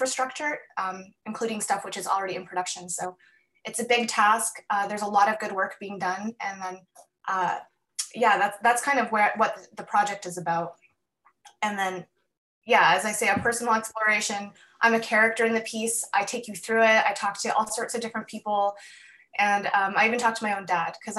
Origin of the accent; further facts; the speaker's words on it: Calgary, Alberta, Canada; I was born and raised in Calgary on Treaty 7 territory